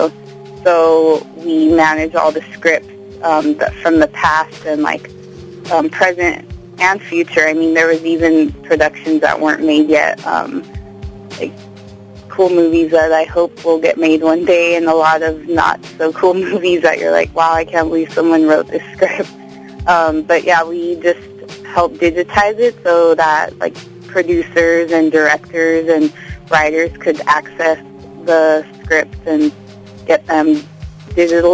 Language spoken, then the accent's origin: English; Covina, California, United States; also born or lived in San Diego, California / Pomona, California; I grew up in Covina